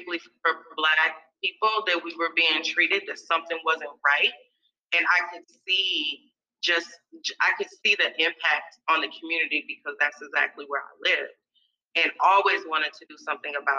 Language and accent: English; Minnesota, United States; also born or lived in Atlanta, Georgia; now in California, United States; I spent most of my time growing up in Minnesota. Mm-hmm. So I like to say that I'm from Minnesota